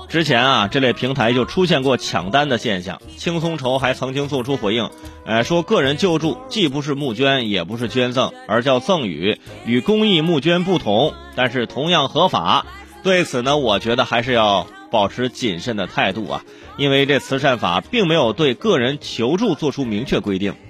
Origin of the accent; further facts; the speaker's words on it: Hebei, China; moved away; 回我老家一趟， 啊， 哈， 去趟河北， 啊， 去趟河北， 哎， 去趟河北的石家庄